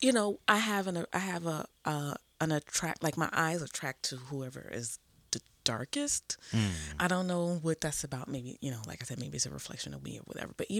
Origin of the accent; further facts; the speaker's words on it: New York City, New York, United States; moved away as an adult; also born or lived in Bronx, New York / Korea / Germany / California; I was born in the Bronx and raised in Harlem